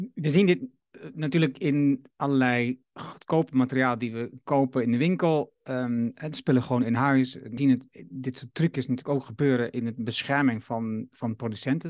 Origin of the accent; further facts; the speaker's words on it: Netherlands; ons als Nederlander